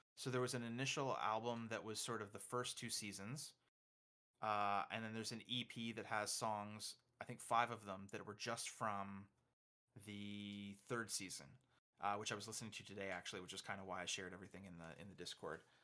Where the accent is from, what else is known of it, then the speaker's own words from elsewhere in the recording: Canada; I'm Canadian